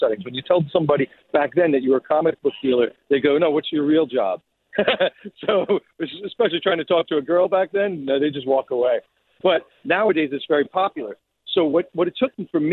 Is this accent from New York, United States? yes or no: yes; New York City, New York, United States; I grew up in Rockaway Beach, Queens, in New York